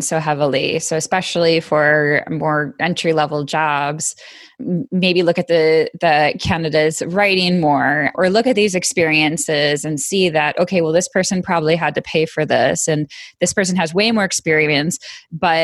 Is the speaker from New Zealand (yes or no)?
no; Western New York, United States; I grew up in Western New York